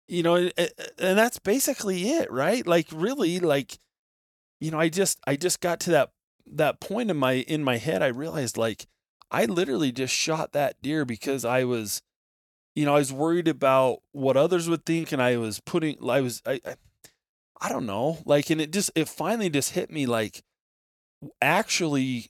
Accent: Nevada, United States; I grew up in Nevada

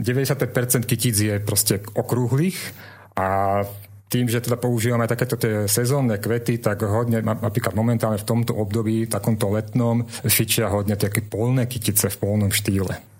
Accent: Trnava, Trnava Region, Slovakia; som rodený Trnavčan

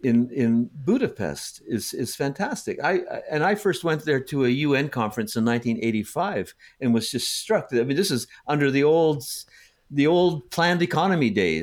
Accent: Canada; also born or lived in United States; growing up in Canada and the US, the houses kept getting bigger and bigger

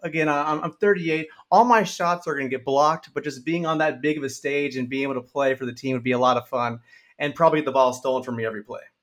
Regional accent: San Antonio, Texas, United States; I'm from San Antonio, Texas

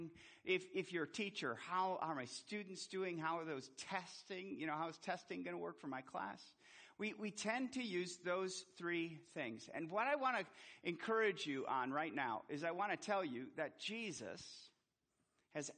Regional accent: Milwaukee, Wisconsin, United States; I was born in Milwaukee, Wisconsin

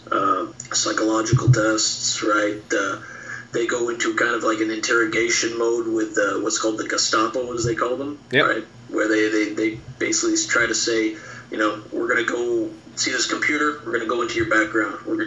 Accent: Canada; also born or lived in France; I'm Canadian. I'm proud to be Canadian

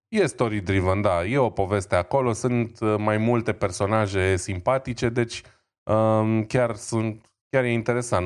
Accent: Romania; eu sunt român

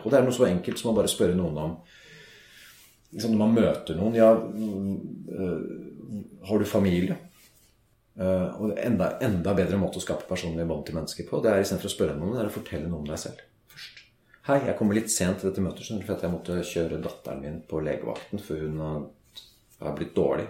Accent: Norway; Vi er nordmenn

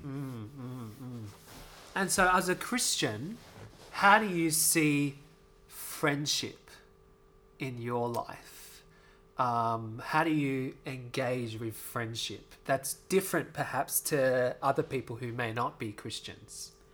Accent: Australia; an Asian Australian

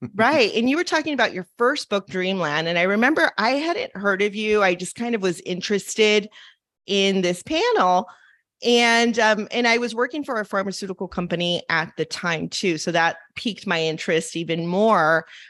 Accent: Los Angeles, California, United States; growing up in Los Angeles

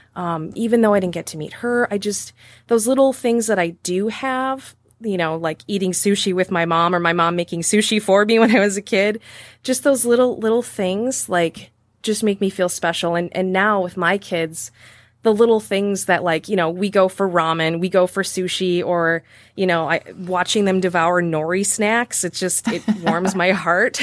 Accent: Green Bay, Wisconsin, United States; accent: Northeast Wisconsin; also born or lived in Kenosha; I call Green Bay home, and you can hear it in my Wisconsin-accented voice

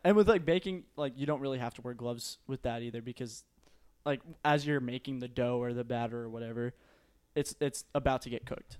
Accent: Euless, Texas, United States; I grew up in Euless, we're pretty close to South Lake

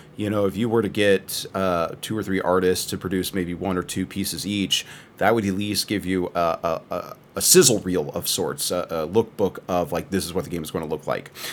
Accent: Texas, United States; as a Texan

